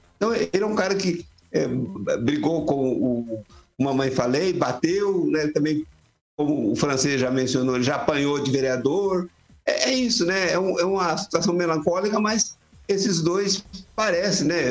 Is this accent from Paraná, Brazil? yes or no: yes; Água Boa, near Paiçandu, Paraná, Brazil; lá na minha cidade quando eu era adolescente, lá em Água Boa, aí perto de Paysandu